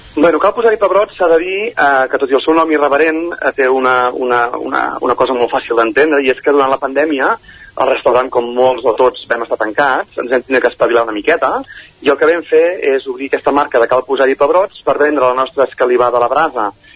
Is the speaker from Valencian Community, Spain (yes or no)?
no; Caldes de Montbui, Catalonia, Spain; also born or lived in Manresa; vaig néixer a Manresa, però he viscut tota la vida a Caldés